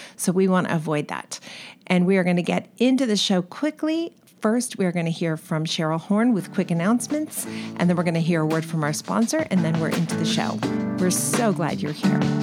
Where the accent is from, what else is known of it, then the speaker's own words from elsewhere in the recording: California, United States; accent: California; my California accent